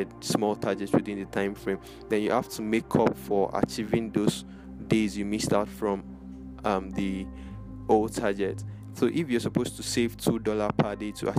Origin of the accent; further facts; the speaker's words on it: Lagos, Nigeria; here in my hometown, Lagos, Nigeria